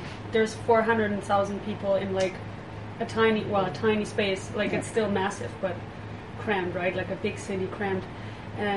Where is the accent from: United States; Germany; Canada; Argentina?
Germany; Heidelberg, Baden-Württemberg; I'm from Germany, from Heidelberg, Germany, small town in southwest Germany